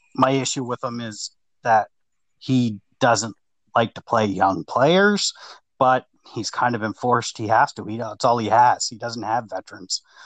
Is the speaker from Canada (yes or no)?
yes; Nova Scotia, Canada; I'm just a Hab fan growing up in Nova Scotia